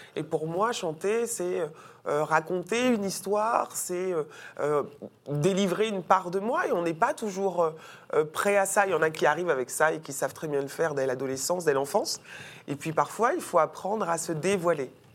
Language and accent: French; French Guiana; j'ai grandi dans la Guyane de Christiane Taubira